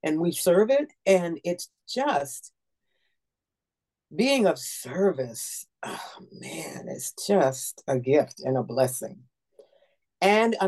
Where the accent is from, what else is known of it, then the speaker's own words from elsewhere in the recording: United States; moved away; I am an American and proud to be